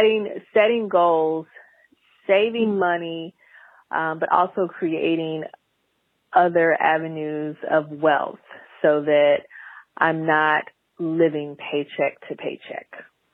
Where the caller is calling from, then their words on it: Atlanta, Georgia, United States; I'm calling from Atlanta. I am 43 blessed years.